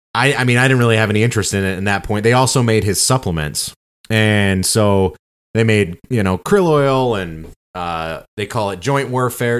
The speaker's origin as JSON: {"language": "English", "region": "Michigan", "country": "United States", "said": "We're from Michigan"}